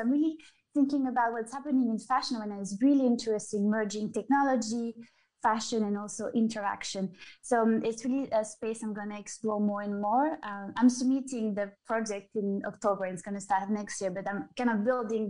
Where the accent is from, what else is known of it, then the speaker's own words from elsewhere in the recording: Geneva, Switzerland; And then I came back to Geneva because this is where I'm from. I mean, I'm from the French border, but mm-hmm. right at the border.